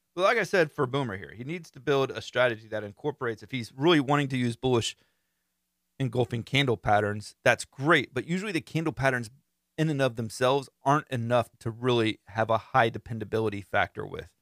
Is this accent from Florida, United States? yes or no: yes; Central Florida, United States; I'm from Central Florida